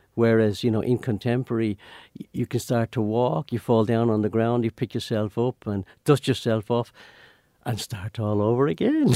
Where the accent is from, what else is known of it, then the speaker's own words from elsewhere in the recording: Ireland; moved away as an adult; also born or lived in London; I was a, a real paddy, you know, from, from the country